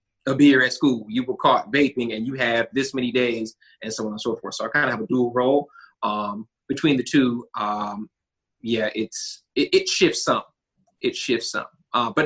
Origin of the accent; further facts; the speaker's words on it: Huntsville, Alabama, United States; I was born, mostly raised here in Huntsville, Alabama